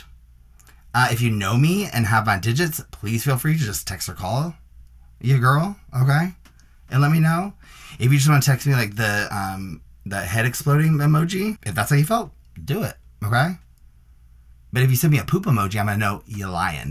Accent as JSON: {"language": "English", "town": "Nashville", "region": "Tennessee", "country": "United States", "moved": "yes", "said": "I'm from Nashville, and I actually have been down there the past, like, 3 weeks"}